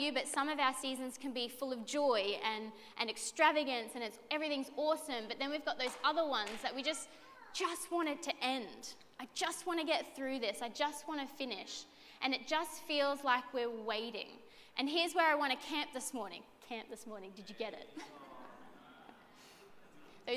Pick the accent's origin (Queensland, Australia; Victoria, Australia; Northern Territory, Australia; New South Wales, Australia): Queensland, Australia; Redcliffe; I'm actually born and bred in Redcliffe